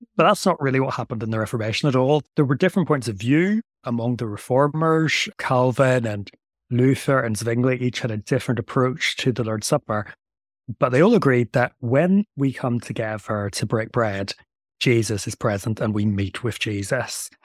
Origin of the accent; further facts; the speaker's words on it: Northern Ireland, United Kingdom; moved away; also born or lived in Delaware, United States / England / Belgium; I come from Northern Ireland, which is why I have a strange accent